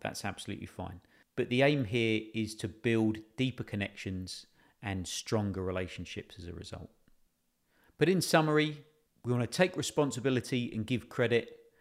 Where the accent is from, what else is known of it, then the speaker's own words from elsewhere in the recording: United Kingdom; we're British